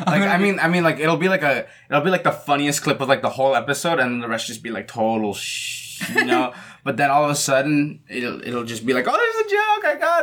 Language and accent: English; Canada; I'm just some guy from Canada.